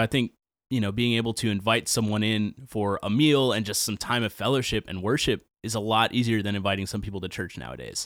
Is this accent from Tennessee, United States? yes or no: yes; Nashville, Tennessee, United States; I grew up in Nashville, uh, born and raised